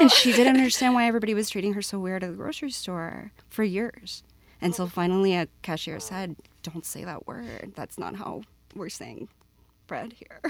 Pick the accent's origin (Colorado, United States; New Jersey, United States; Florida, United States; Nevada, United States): Florida, United States; Miami; also born or lived in Puerto Rico; now in Utah, United States; I was born in Miami, Florida, but my family, my mother's side of the family is from Puerto Rico